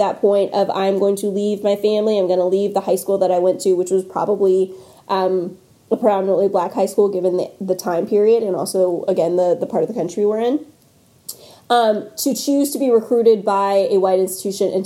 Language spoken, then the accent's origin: English; North Carolina, United States; I'm also from North Carolina, and the part of the state that I am from is very basketball obsessed.